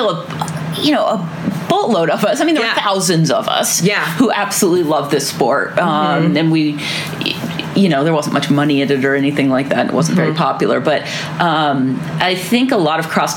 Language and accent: English; Chittenden, Vermont, United States; now in Bozeman, United States; I grew up in a town called Chittenden in Vermont. It's just a south central Vermont town